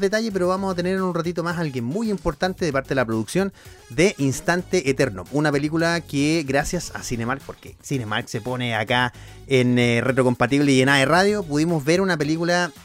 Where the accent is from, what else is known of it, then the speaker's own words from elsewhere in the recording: Coelemu, Ñuble, Chile; yo soy de Coelemo